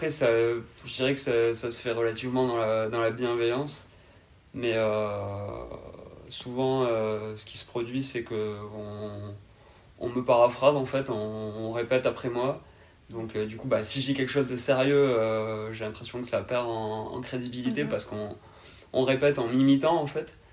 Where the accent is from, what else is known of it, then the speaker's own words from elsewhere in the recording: Carcassonne, Occitania, France; je suis originaire euh, de Carcassonne, euh, dans l'Aude, dans région Occitanie.